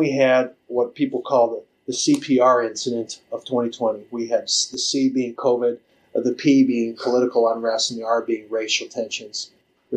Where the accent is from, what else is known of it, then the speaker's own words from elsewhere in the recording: Minnesota, United States; moved away as an adult; also born or lived in Iowa; now in Sioux Falls, United States; I grew up in Minnesota, graduated from high school in Minnesota